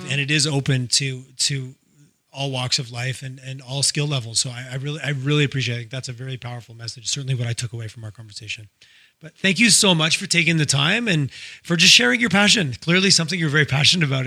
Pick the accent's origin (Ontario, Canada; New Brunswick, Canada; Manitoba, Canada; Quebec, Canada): Quebec, Canada; Montreal; also born or lived in Toronto; now in Calgary, Canada; I grew up I grew up in Montreal and I spent lots of time in Toronto